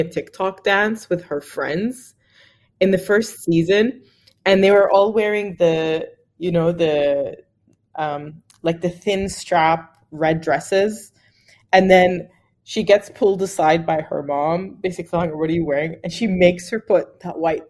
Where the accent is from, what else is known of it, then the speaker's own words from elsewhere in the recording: Australia; I'm Arab Australian and I have a lot of other Arab Australian friends